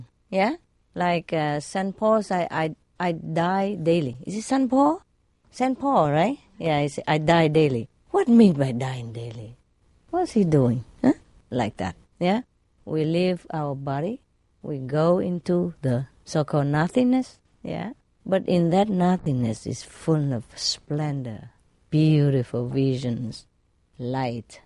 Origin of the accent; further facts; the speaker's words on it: Vietnam; now in England, United Kingdom; I'm British, but I'm Vietnamese born